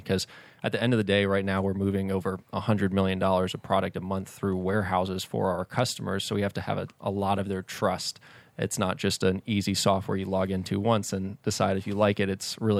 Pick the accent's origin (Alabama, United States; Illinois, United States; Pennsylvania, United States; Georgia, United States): Georgia, United States; Atlanta; Yeah, born and raised in Atlanta.